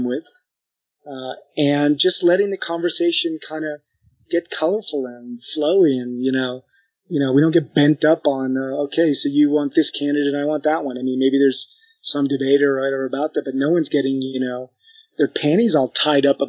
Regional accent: United States; moved away as an adult; also born or lived in Paris, France; took me in as the American of the group

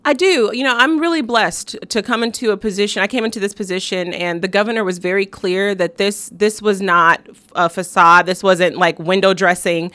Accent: South Bend, Indiana, United States; I'm from South Bend, Indiana. That's where I was born and raised

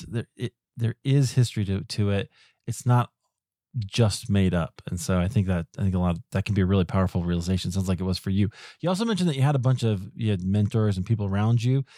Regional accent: Iowa, United States; also born or lived in Chicago, United States; now in Denver, United States; I grew up in Iowa

